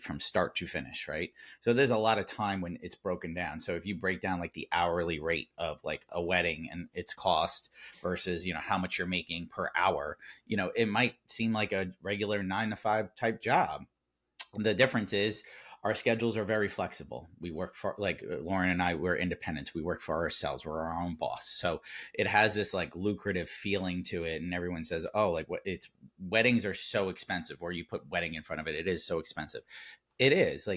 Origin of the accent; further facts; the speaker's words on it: Long Island, New York, United States; we're both from Long Island